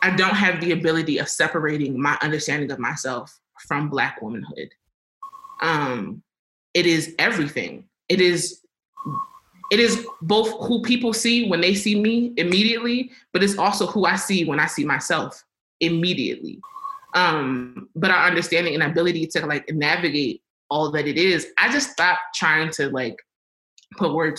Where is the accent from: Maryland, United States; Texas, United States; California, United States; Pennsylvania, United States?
Maryland, United States; Baltimore; now in Albuquerque, United States; I am from Baltimore, Maryland